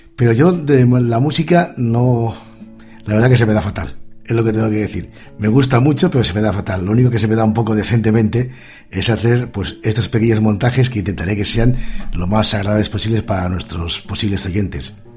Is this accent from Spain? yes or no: yes; Asturias, Spain; moved away; also born or lived in Pontevedra; yo sido de Asturias